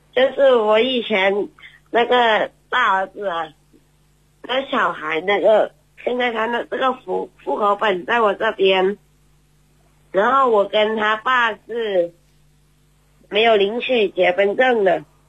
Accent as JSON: {"language": "Chinese", "town": "Xinfeng", "region": "Guangdong", "country": "China", "said": "我来自广东省韶关市"}